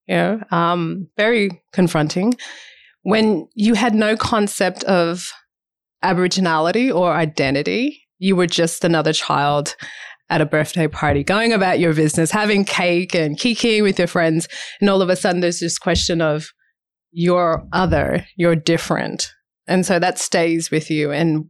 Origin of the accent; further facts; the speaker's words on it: United States; now in Australia; the representation that came with being an African-American woman and seeing those representations growing up in the States. That was awesome to see that, but then also too difficult to try and process that when you come back to Australia